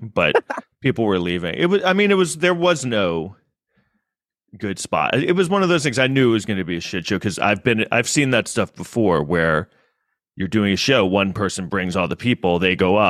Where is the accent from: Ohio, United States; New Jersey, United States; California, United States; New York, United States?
New York, United States; Manhattan; I live in an apartment in Manhattan. I grew up in Manhattan.